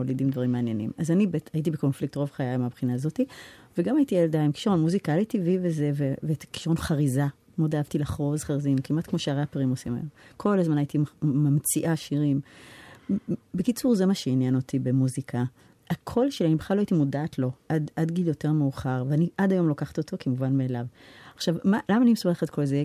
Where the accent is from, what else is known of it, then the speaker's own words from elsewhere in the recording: New York, United States; accent: American; now in Israel; אני לא גדלתי בארץ, גדלתי בארצות הברית